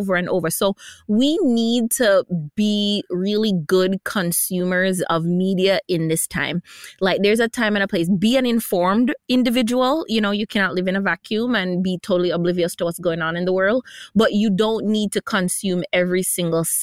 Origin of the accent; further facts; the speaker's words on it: New York City, New York, United States; moved away; also born or lived in Caribbean; I grew up in New York City